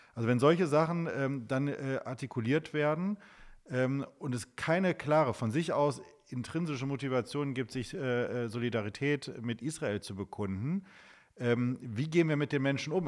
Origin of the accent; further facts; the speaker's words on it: Wuppertal, North Rhine-Westphalia, Germany; in meiner Heimatstadt Wuppertal gibt es ja auch eine, eine sehr aktive Gemeinde